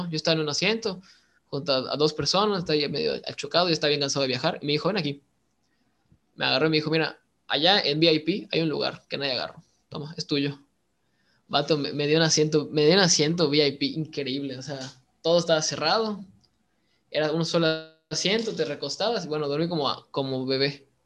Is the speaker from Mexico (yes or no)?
yes; Mexico; Yo, soy el, primer mexicano que se va a Rusia